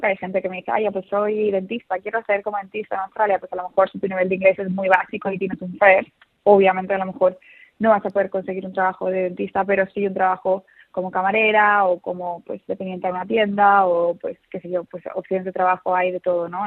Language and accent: Spanish; Seville, Andalusia, Spain; also born or lived in Madrid; nací en Madrid, pero como muy joven nos mudamos toda la familia a Sevilla